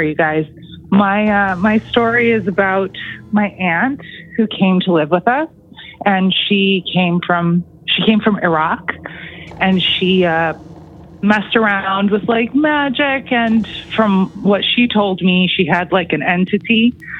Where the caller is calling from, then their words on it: Toronto, Ontario, Canada; I'm calling from Toronto